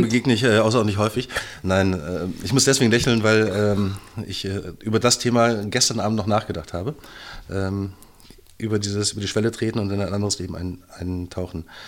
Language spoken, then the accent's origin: German; Brandenburg, Germany; ich bin ja, äh, wie schon öfter in diesem Podcast erwähnt, Brandenburger. Ich fahre nach Berlin rein, gucke mir an, was ihr so macht, fahre wieder nach Hause